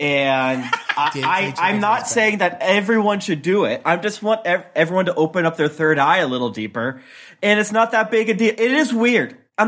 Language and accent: English; Florida, United States; Guys, you know that I'm from Florida, right?